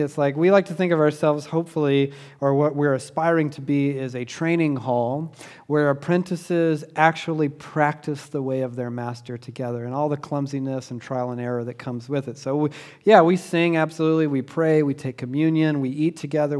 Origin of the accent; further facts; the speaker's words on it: Southeast Georgia, United States; when I was a kid growing up in Southeast Georgia